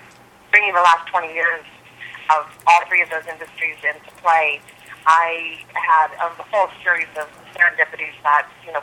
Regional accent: Des Moines, Iowa, United States; also born or lived in New York / San Francisco / Los Angeles; I'm originally from Des Moines, Iowa, believe it or not, but I did live in New York and San Francisco and L.A., and I've traveled all over the world

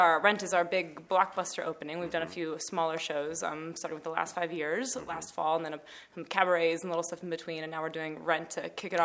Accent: Baltimore, Maryland, United States; moved away as an adult; I'm from Baltimore, the East Coast.

